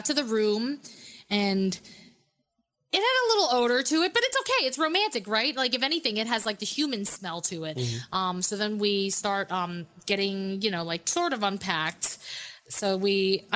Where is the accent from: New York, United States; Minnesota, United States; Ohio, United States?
New York, United States; I'm from New York